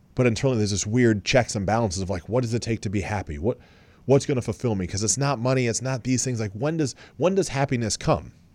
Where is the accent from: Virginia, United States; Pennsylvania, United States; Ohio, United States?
Ohio, United States; Columbus; We're both from Columbus.